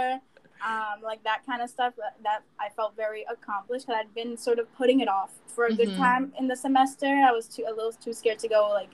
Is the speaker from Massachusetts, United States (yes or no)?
yes; Boston, Massachusetts, United States; being a city girl and growing up in Boston